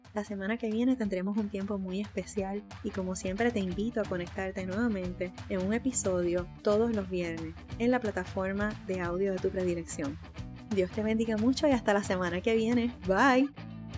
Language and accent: Spanish; Puerto Rico; no estaba en mi país, estaba fuera de Puerto Rico